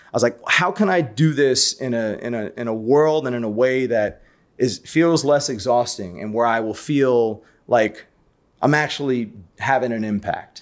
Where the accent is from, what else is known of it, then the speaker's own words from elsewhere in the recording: New York City, New York, United States; I'm born and raised in Brooklyn, so I'm a native New Yorker.